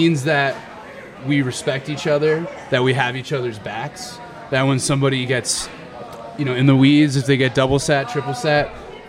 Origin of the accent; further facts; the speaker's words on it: Atlanta, Georgia, United States; I'm from Atlanta.